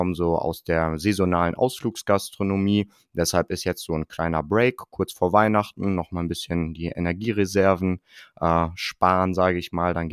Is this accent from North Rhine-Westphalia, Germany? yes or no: yes; Bielefeld, North Rhine-Westphalia, Germany; Ich komme aus dem äh, schönen und beschaulichen Bielefeld hier in Ostwestfalen.